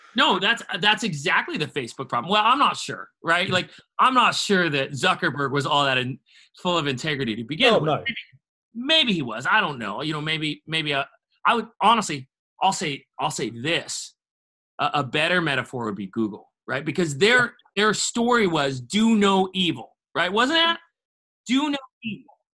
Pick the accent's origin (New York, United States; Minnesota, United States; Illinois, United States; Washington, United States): Washington, United States; now in Tennessee, United States; growing up in Washington State